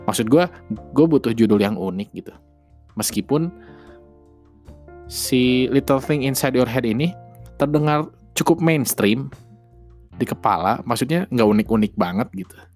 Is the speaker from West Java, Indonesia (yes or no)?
yes; Bandung, West Java, Indonesia; gue asli Bandung orang Sunda asli jadi kalau misalkan masih terdengar cengkoknya